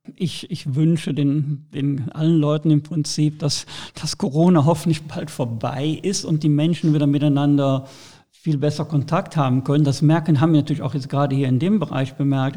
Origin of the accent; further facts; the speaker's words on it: Rhineland, Germany; als Rheinländer